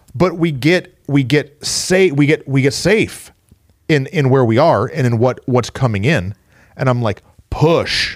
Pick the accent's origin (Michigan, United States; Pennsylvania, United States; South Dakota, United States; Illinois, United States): Michigan, United States; Flint; moved away; also born or lived in Mansfield; I'm from Flint, Michigan